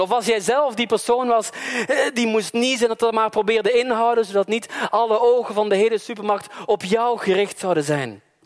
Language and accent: Dutch; Belgium; moved away; Maar ik kom uit België